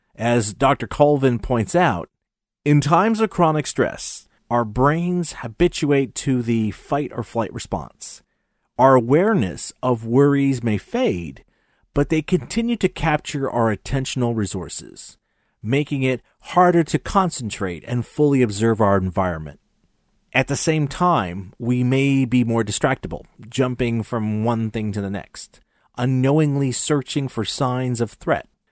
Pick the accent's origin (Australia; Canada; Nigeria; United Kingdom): Canada; Montreal, Quebec; my hometown Montreal